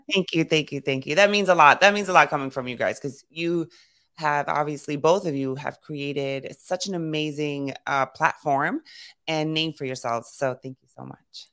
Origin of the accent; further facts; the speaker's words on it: New York City, New York, United States; I grew up in Brooklyn and Queens